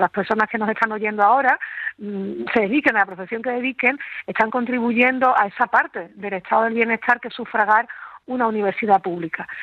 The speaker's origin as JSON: {"language": "Spanish", "region": "Andalusia", "country": "Spain", "said": "yo como andaluza"}